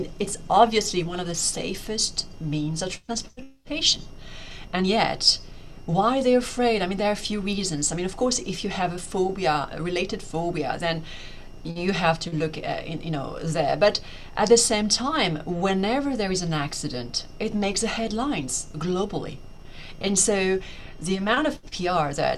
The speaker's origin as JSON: {"language": "English", "country": "France", "tie": "born or raised there", "moved": "as an adult", "lives_now": "Hong Kong", "said": "I grew up in France"}